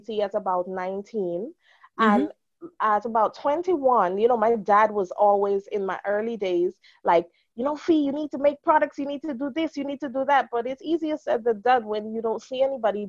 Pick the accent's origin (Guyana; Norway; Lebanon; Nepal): Guyana; now in England; growing up in Guyana